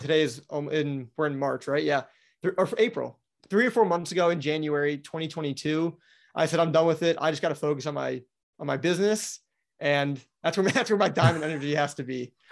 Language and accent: English; Wisconsin, United States; now in Florida, United States; I grew up in Wisconsin